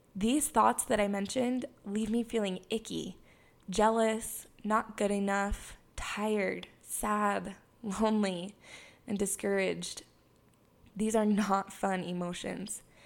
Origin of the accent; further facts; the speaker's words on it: Heber City, Utah, United States; also born or lived in Hawaii; I was born and raised in Heber City, Utah